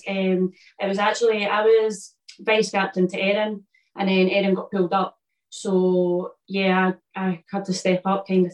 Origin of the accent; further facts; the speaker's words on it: Loanhead, Scotland, United Kingdom; Born and bred in Loanhead, so it's just a small town outside Edinburgh. So yeah, lived here all my life